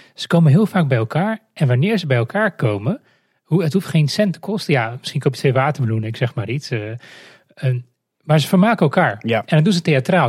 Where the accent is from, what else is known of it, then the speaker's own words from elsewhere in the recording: Moldova; now in Netherlands; ik kom zelf uit Moldavië